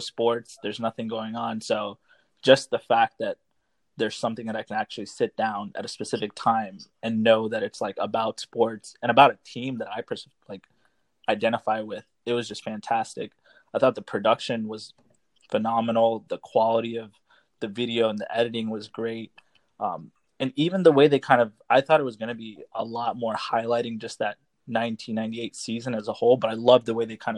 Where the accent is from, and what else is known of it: New York, United States; born or raised there; also born or lived in India